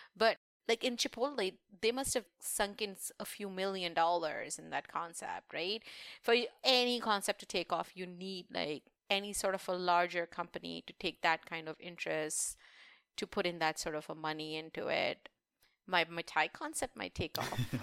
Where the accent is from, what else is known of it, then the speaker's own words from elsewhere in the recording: India; moved away; being Indian